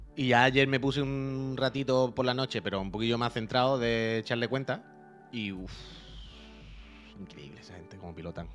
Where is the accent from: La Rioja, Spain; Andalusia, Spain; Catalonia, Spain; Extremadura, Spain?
Andalusia, Spain; moved away; also born or lived in Seville; yo soy de Andalucía, y yo vivía en Sevilla